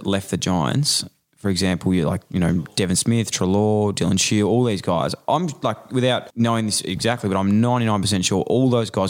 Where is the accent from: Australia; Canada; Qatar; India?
Australia; Ballarat, Victoria; I'm actually from Ballarat as well.